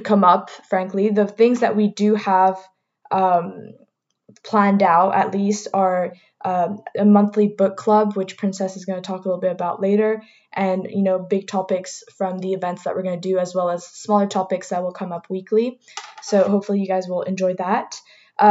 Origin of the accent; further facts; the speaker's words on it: Martinique; I'm personally from Martinique, which is the only Caribbean island, French Caribbean island that's in there